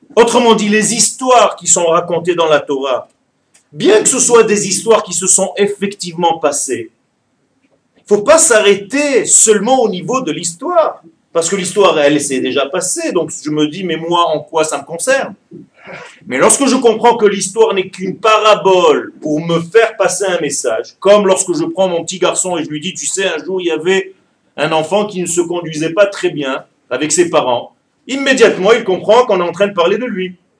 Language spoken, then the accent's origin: French; Ashdod, Southern District, Israel; je suis né en Israël et j'ai vécu la majorité de ma vie à Ashdod.